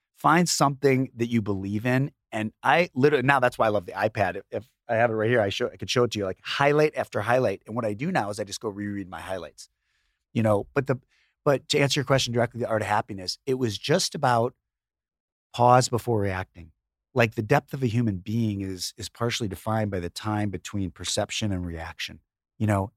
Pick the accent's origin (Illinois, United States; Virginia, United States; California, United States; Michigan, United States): Illinois, United States; Chicago; we grew up in Chicago, in the suburbs